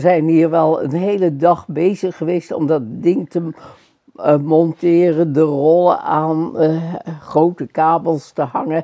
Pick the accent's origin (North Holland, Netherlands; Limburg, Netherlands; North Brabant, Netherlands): North Holland, Netherlands; Amsterdam; also born or lived in Schagen; Een Amsterdams hongerleiertje.